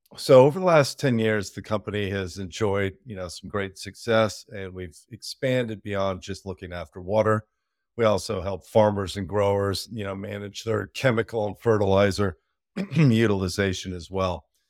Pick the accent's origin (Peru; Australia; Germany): Peru; moved away; I grew up in South America, Peru